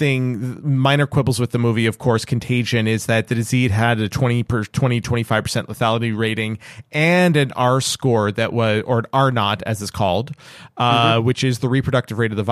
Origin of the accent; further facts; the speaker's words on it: Canada; being Canadian